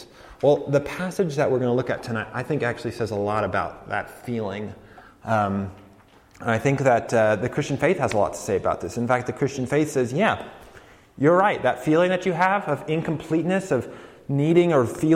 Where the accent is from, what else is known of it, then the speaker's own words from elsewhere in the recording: Colorado, United States; moved away; I'm from Colorado